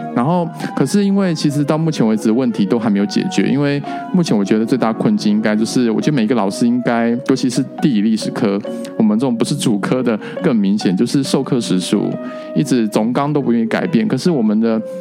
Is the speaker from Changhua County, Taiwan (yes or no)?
no; Taitung County, Taiwan; now in Hualien, Taiwan; 我是来自台东北南组，然后打马拉高的。那因为我是一半外省人，一半原住民部落这样子出来的